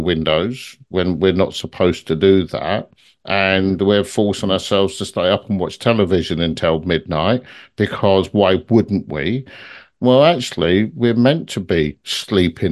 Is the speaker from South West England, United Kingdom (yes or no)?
no; London, United Kingdom; moved away; I come from London originally